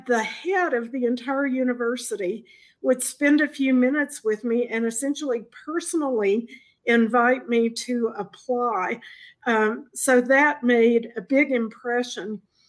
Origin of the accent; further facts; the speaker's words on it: Arkansas, United States; moved away as an adult; also born or lived in Fort Worth, Texas / Huntsville, Alabama; Well, I grew up in a small town in Arkansas, and when it was time to go to college, I wanted to get out in the bigger world. And I grew up in the Disciples of Christ Church